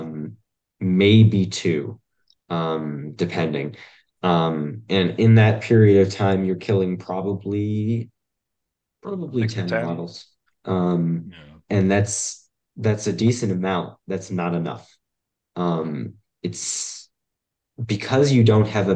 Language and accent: English; United States; we are American